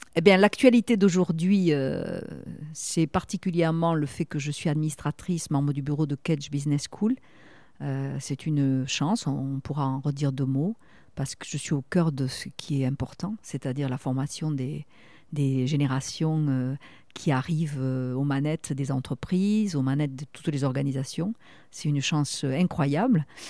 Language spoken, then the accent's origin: French; Toulouse, Occitania, France; accent: south-west; moved away as an adult; now in Bordeaux, France; comme mon petit accent l'indique, je suis une fille du sud-ouest et particulièrement de la région de Toulouse.